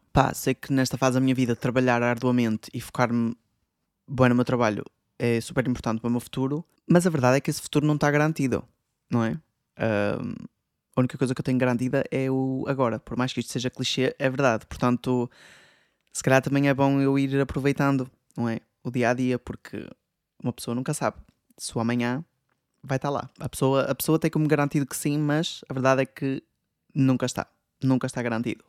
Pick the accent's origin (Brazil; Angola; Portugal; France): Portugal; moved away as an adult; da minha terra em Portugal